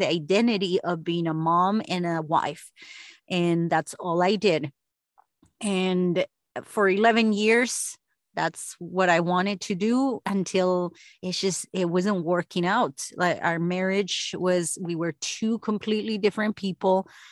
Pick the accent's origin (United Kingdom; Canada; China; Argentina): Argentina; now in United States; I was the first of s, s, eight kids to graduate here in the U S because I'm from Argentina